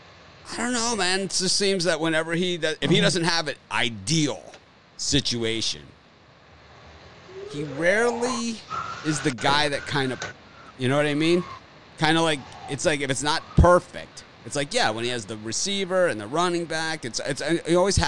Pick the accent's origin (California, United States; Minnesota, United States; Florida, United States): Florida, United States; Miami; I grew up in Miami